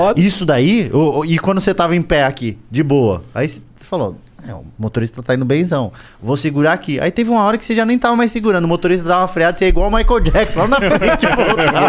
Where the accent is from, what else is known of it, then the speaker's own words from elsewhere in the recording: Pinhais, Paraná, Brazil; moved away; also born or lived in Curitiba; Eu morava, sou de, de Curi, nasci em Curitiba, mas morava em Pinhais